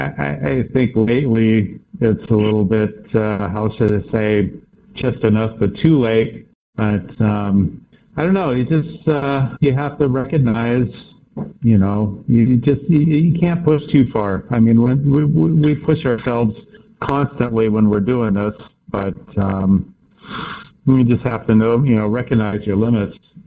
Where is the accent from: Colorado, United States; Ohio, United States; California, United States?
California, United States; Santa Cruz; I grew up in Santa Cruz